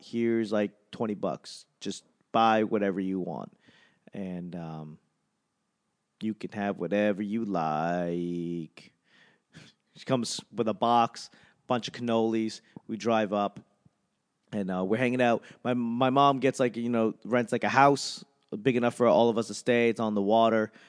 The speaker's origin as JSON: {"language": "English", "region": "New England", "country": "United States", "moved": "yes", "said": "The longer I am away from New England, the more I feel like a tourist there"}